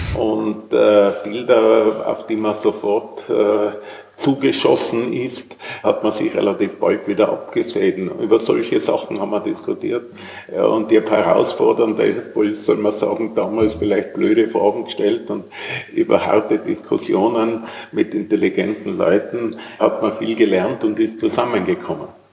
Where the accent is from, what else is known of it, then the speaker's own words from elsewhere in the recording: Tyrol, Austria; accent: Tyrolean; now in Vienna, Austria; wie Sie vielleicht hören, bin ich Tiroler und bin im Jahr 1968 nach Wien gekommen